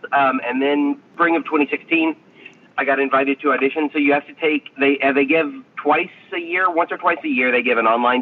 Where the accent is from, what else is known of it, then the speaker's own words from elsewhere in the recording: Ringgold, Georgia, United States; moved away as an adult; also born or lived in Nashville, Tennessee / Illinois; now in Chicago, United States; I'm from Ringgold, which is like the town. It's like the last town before you cross into Tennessee.